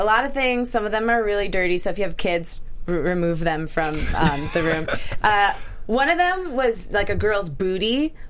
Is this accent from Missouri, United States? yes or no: no; Detroit, Michigan, United States; now in Los Angeles, United States; I'm from Michigan, from the yeah. Detroit area originally.